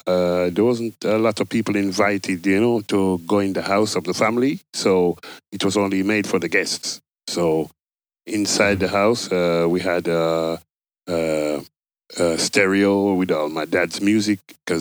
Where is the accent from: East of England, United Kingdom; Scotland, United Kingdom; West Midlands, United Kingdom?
West Midlands, United Kingdom; Birmingham; also born or lived in Jamaica; born and grew in Birmingham, you know, and I kept going back to Jamaica at an early age, so it was a bit strange, you know. But born and bred in England, yeah.